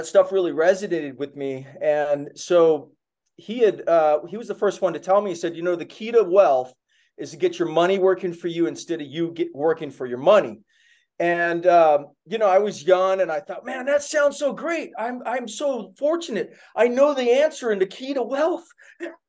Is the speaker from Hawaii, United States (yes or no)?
yes; Kona, Hawaii, United States; I grew up in Hawaii on the Big Island in Kona, a pretty small town